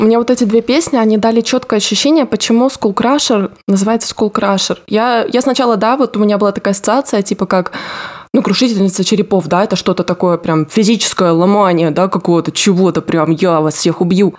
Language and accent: Russian; Rostov Oblast, Russia; moved away; я из Ростовской области